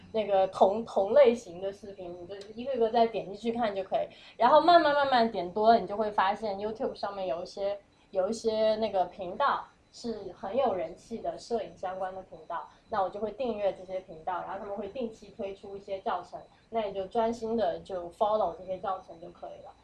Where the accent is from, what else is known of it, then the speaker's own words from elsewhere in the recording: Fuzhou, Fujian, China; now in New York, United States; 我是，我是福州人